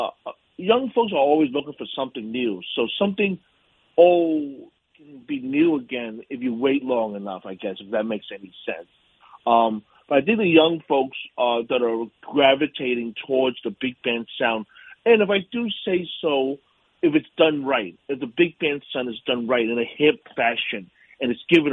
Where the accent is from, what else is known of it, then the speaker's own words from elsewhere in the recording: New York City, New York, United States; also born or lived in Pittsburgh, Pennsylvania; I'm a native New Yorker. I grew up in Yorkville on the Upper East Side